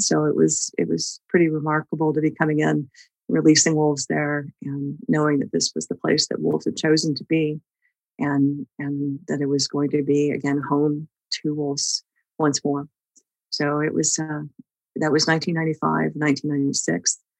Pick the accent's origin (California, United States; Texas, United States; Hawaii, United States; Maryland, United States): Texas, United States; So my family's background, folks, you know, that were in ranching and stuff growing up in Texas